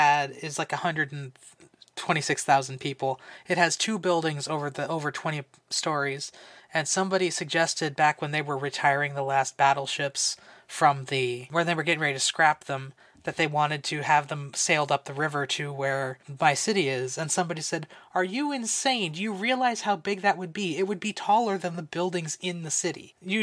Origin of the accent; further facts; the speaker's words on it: United States; but I'm American.